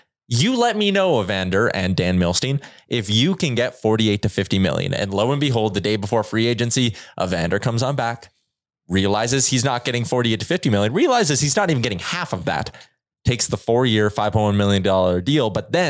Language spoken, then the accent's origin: English; Edmonton, Alberta, Canada; do I just take the sure thing that's right here in my hometown in Edmonton where I know I'm going to have a chance to win?